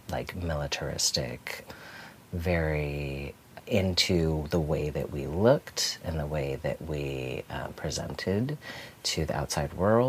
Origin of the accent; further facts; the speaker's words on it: Tucson, Arizona, United States; also born or lived in Milwaukee, Wisconsin; when I was 10, we actually moved to Tucson, Arizona